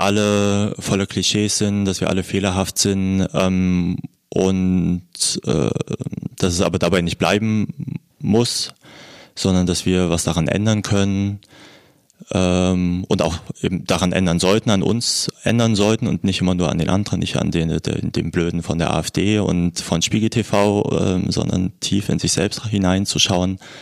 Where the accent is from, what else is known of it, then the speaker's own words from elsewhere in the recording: Thuringia, Germany; now in Berlin, Germany; ich bin in Thüringen aufgewachsen